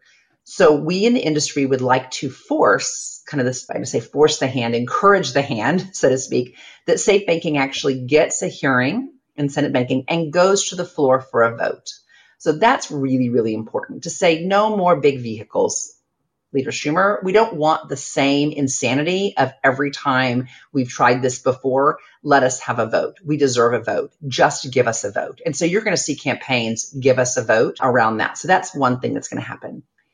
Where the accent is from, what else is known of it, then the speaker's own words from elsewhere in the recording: Ardmore, Oklahoma, United States; moved away; I'm from Ardmore, Oklahoma